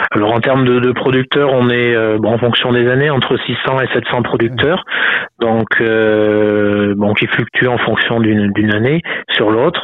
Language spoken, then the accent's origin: French; Haute-Loire, Auvergne-Rhône-Alpes, France; chez nous en Haute-Loire c'est de la production laitière